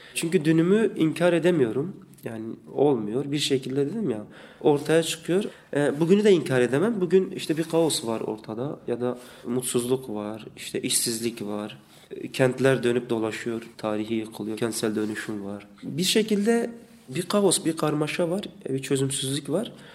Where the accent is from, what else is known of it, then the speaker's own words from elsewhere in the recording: Nusaybin, Mardin, Turkey; moved away as an adult; also born or lived in Batman / Diyarbakır; now in Istanbul, Turkey; Ben Mardinliyim, Nusaybin. 80'lerin sonlarında doğdum.